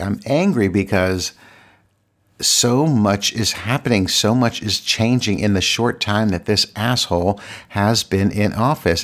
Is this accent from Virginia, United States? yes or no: yes; Virginia, United States; moved away as an adult; now in Washington, D.C., United States; I live in Washington, D C, but I'm from Virginia, and I grew up the majority of my life in Virginia